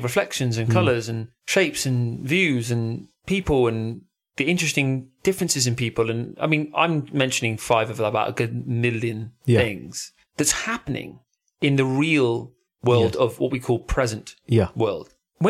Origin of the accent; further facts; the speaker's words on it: Devon, South West England, United Kingdom; moved away; also born or lived in London; And I'm from Devon originally.